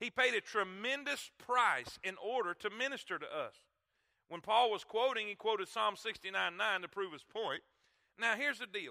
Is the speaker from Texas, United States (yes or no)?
no; Florida, United States; I come from Florida